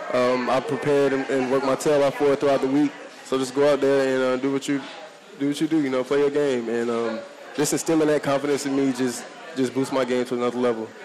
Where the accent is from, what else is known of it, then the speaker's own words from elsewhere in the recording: Greensboro, North Carolina, United States; my high school down the street, Dudley High School